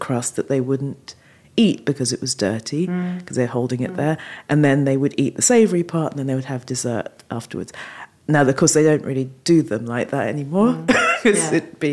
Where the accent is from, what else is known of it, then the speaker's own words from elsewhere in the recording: London, United Kingdom; also born or lived in Falmouth; I was born and raised in London